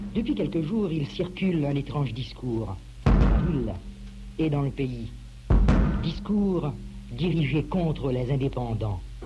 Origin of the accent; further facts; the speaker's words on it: New York City, New York, United States; French is a second language; moved away as an adult; also born or lived in Haiti (ancestry); now in New Orleans, United States; J'ai quitté New York, City, où je suis née en 2010 pour la Nouvelle-Orléans, en Louisiane